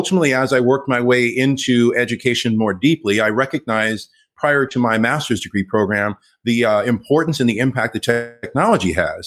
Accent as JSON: {"language": "English", "town": "Los Angeles", "region": "California", "country": "United States", "tie": "born or raised there", "first_language": "English", "said": "I grew up here in Los Angeles. I'm LA through and through"}